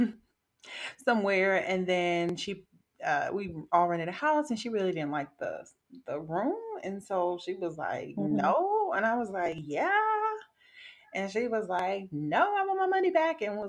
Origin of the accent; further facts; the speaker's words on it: the South, United States; now in Wisconsin, United States; I'm from the South